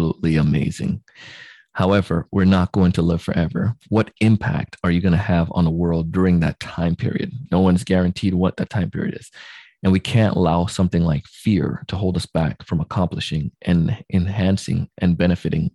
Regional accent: Jamaica; moved away; I grew up in Jamaica

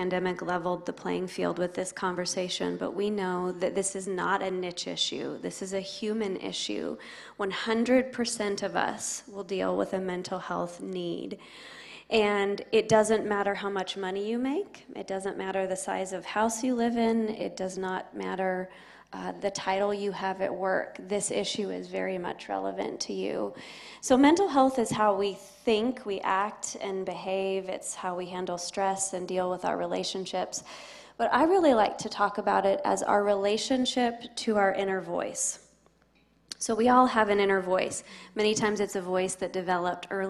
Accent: Spokane, Washington, United States; moved away as an adult; now in Tennessee, United States; I grew up in the Northwest in Spokane, Washington, but have been here in Tennessee for a couple of decades

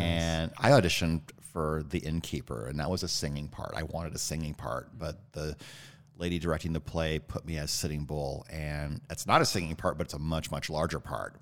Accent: Northwood, Iowa, United States; moved away; also born or lived in Illinois; And I grew up in Iowa, a little town called Northwood.

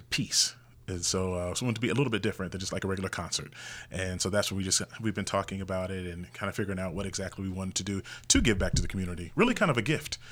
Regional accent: Indianapolis, Indiana, United States; now in Las Vegas, United States; I'm originally from Indianapolis, Indiana, and I grew up in, I would say, a classic family

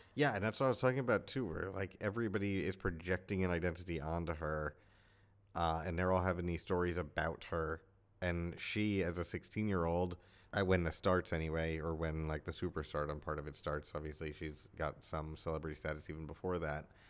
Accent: United States; being American, being male, and being the same age as her

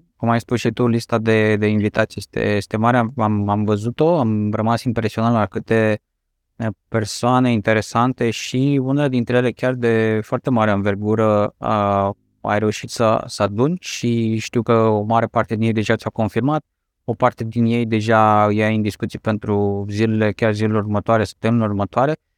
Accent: Romania; noi ca și români

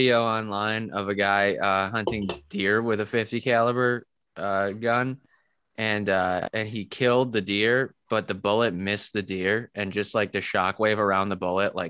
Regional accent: United States; just as an American

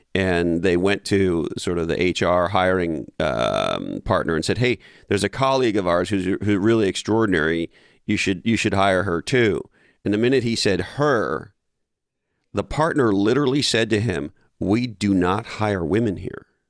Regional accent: Canada; I grew up in Canada

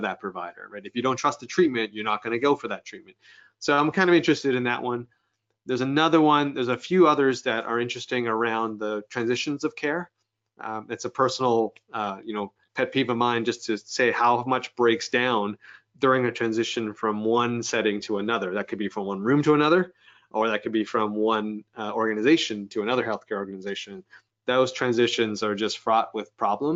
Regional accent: Canada; being Canadian

